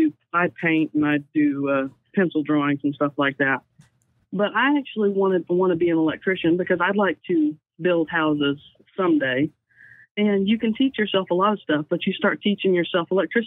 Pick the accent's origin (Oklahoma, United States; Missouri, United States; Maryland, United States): Oklahoma, United States; I am from Oklahoma.